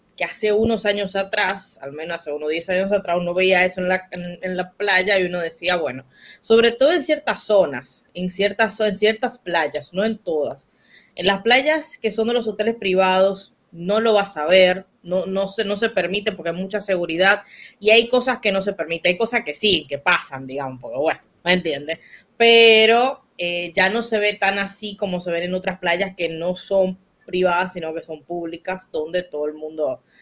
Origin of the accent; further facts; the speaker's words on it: Dominican Republic; nos afecta a todos los dominicanos